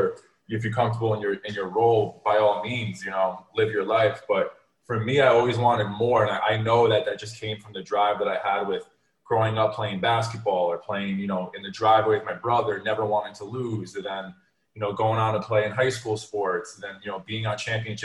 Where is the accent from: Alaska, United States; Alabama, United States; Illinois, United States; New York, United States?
New York, United States; Westchester County; now in Miami, United States; I'm originally from Westchester County, up in New York